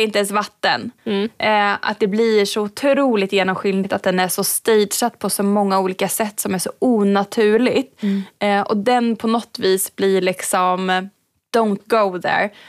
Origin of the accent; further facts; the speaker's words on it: Hagfors, Värmland, Sweden; är från norra Värmland eh, så att min mm. hemkommun mm. Hagfors har ett eh, järnvägsmuseum som jag också växte upp med